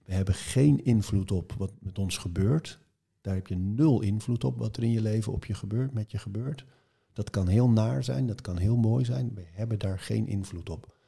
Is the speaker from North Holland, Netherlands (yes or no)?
yes; Marken, North Holland, Netherlands; ik ben op Marken geboren